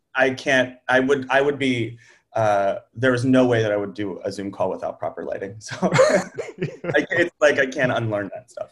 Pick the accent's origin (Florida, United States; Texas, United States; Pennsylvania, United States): Pennsylvania, United States; outside of Pittsburgh; moved away as an adult; also born or lived in New York; I grew up outside of Pittsburgh